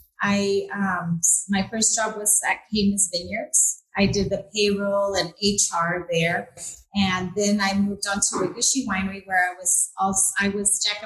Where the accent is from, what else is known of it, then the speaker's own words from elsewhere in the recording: Napa, California, United States; also born or lived in Guanajuato, Mexico / Bakersfield, United States; Background is my parents and I immigrated here from Guanajuato, and we lived in Bakersfield, of all places, in the early 80s. And moved to Napa when I was 10.